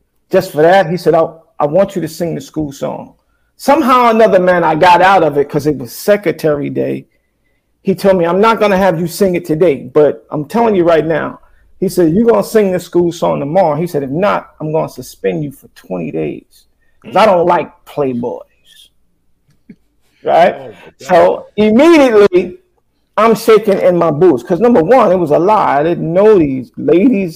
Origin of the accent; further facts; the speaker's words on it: Paterson, New Jersey, United States; Growing up in Paterson, New Jersey